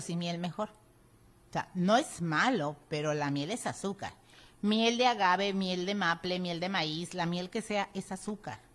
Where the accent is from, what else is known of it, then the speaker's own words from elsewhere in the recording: Mexico; los mexicanos no tenemos la cultura de la prevención